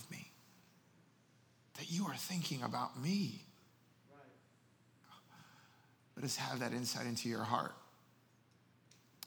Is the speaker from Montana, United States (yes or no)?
no; New Jersey, United States; moved away; I am from Jersey. I came from there. I'm Puerto Rican family, so I talk fast